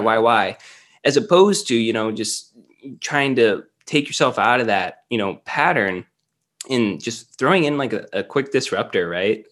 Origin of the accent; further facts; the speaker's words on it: Cleveland, Ohio, United States; now in Columbus, United States; I've always been Ohio. I was closer to Cleveland, uh, growing up and stuff, but after college, I pretty much stayed in Columbus.